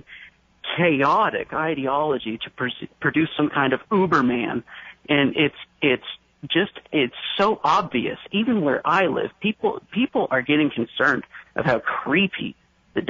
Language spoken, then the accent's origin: English; Maine, United States; now in Seattle, United States; I grew up in Maine